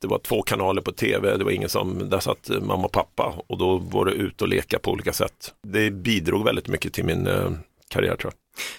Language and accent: Swedish; Stockholm, Stockholm County, Sweden; moved away as an adult; also born or lived in Toronto, Canada; Stockholm där jag är uppvuxen